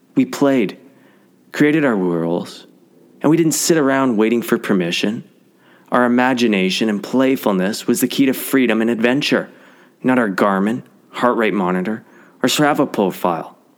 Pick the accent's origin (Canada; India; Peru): Canada; Canadian Prairies; I grew up on the Canadian prairies